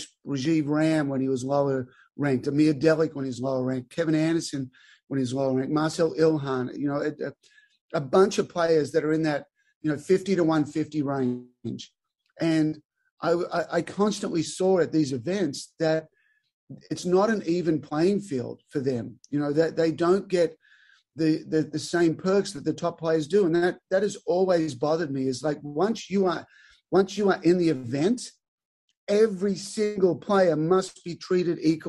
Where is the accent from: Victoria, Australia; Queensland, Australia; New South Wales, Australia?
New South Wales, Australia; Albury; moved away as an adult; born and raised in Albury, Australia. Little country town, 25 grass courts